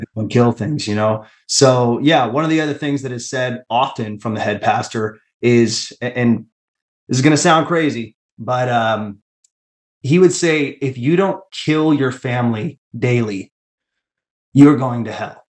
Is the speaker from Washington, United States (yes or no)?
yes; Tacoma, Washington, United States; I grew up in the Tacoma church